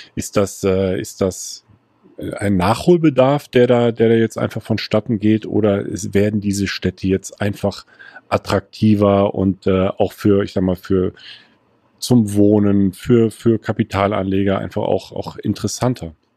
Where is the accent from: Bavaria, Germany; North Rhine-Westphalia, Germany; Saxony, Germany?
North Rhine-Westphalia, Germany; Erftstadt; ich komme aus Erftstadt